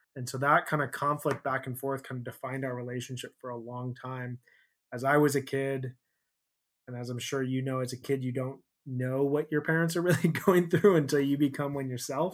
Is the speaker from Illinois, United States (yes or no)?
yes; Chicago, Illinois, United States; I grew up in Chicago